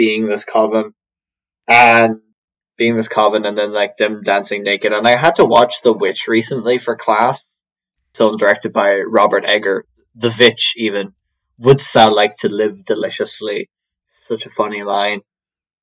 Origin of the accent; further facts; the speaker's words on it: Ireland; I'm Irish